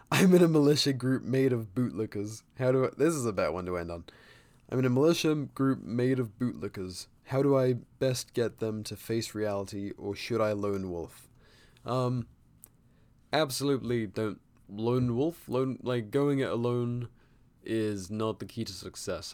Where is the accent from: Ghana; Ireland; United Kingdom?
United Kingdom; as a Brit